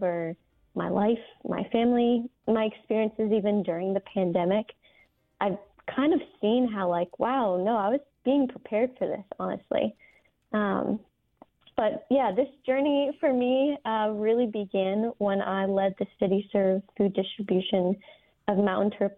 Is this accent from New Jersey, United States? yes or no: yes; New Jersey, United States; moved away; I'm originally from New Jersey, the youngest of four girls